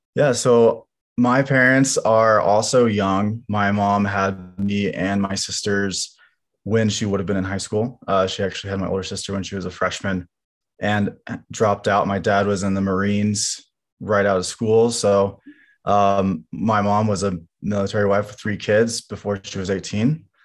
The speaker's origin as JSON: {"language": "English", "town": "Lawrence", "region": "Kansas", "country": "United States", "tie": "born or raised there", "also_born_or_lived": "Gardner, Kansas", "said": "we grew up in Kansas, um, in a combination of Lawrence and Gardner, Kansas"}